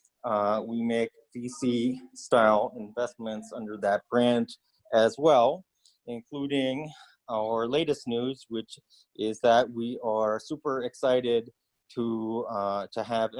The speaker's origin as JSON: {"language": "English", "town": "Ridgefield", "region": "Connecticut", "country": "United States", "also_born_or_lived": "New York", "moved": "as an adult", "lives_now": "China", "said": "I'm from Ridgefield, Connecticut, although I spent most of my 20s in New York"}